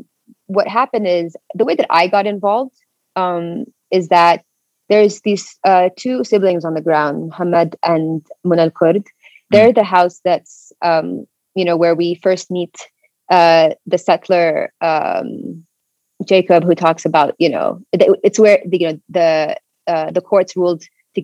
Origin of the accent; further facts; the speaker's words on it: Jerusalem, Palestine; also born or lived in Sheikh Jarrah; I grew up in Beit Hanina, but my family, I have a lot of family in Sheikh Jarrah. Okay. And like, for example, like, and my family originally is from Sheikh Jarrah. And so it's always been home.